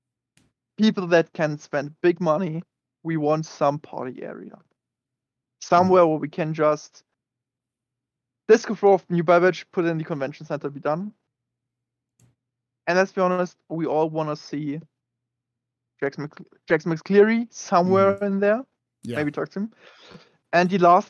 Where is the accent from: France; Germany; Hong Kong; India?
Germany; Bavaria